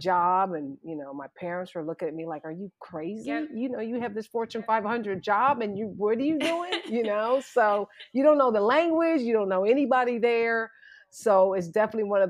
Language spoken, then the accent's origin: English; Columbus, Ohio, United States; moved away as an adult; also born or lived in Munich, Germany; I was born and raised in Columbus, Ohio